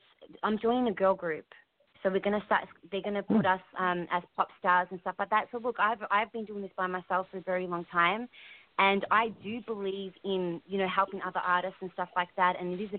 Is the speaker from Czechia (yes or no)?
no; Australia; now in United States; I'm originally from Australia, but I'm currently in America right now.